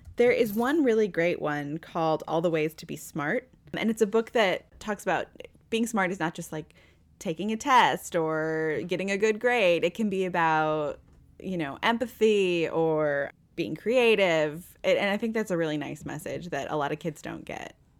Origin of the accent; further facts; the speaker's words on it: Northwest Indiana, United States; now in Louisville, United States; I grew up around Chicago, like Northwest Indiana, on like Michigan, the, the region, as they call it.